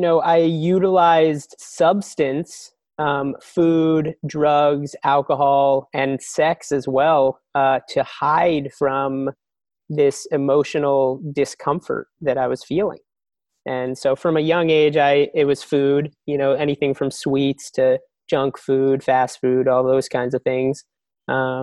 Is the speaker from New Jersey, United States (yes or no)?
yes; New Jersey, United States; I grew up in New Jersey.